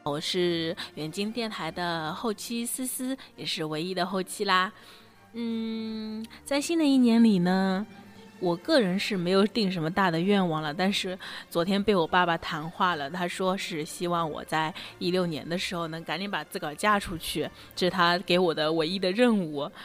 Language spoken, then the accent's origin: Chinese; Ningbo, Zhejiang, China; 我们大宁波